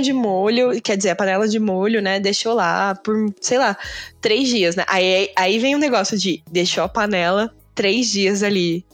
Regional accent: Brazil; Era eu, brasileira

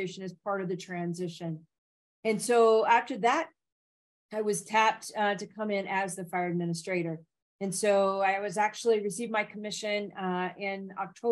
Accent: Nashville, Tennessee, United States; also born or lived in Memphis, Tennessee; I grew up in Tennessee, first of all, in Nashville

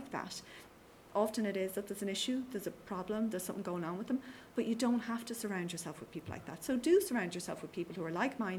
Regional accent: Skerries, Leinster, Ireland; Yeah, and I say, you know, I'm from Skerries.

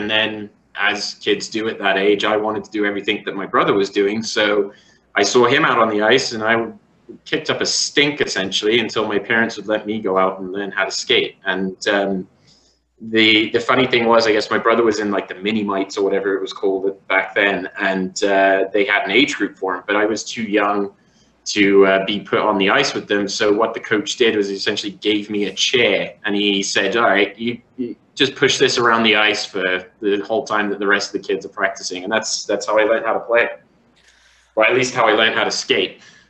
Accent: Canada; born there; But my dad was posted over there for work, so I was born in Canada, and that's essentially how I got into hockey.

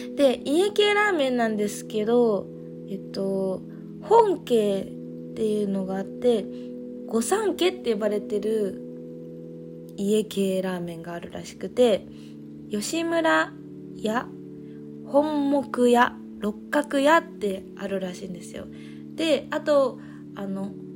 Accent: Fukuoka, Japan; moved away as an adult; also born or lived in Nerima, Tokyo; 私は福岡出身なので

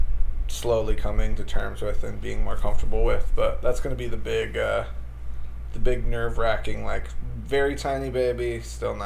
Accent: Wisconsin, United States; I grew up in Wisconsin, so, like, everybody... Every dad hunted and stuff

